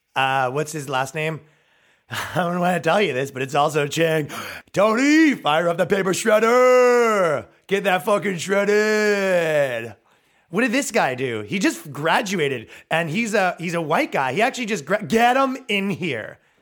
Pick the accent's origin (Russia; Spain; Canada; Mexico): Canada; moved away as an adult; now in United States; moving here as a Canadian